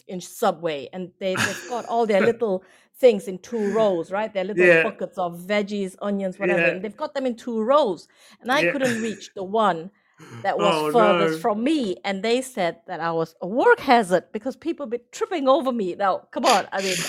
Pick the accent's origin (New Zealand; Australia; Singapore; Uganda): Singapore; moved away as an adult; also born or lived in Vietnam; My mom is from Vietnam. I was born in Vietnam. My dad's from Germany. My brother and myself, we grew up in Singapore, and English was the language of the home.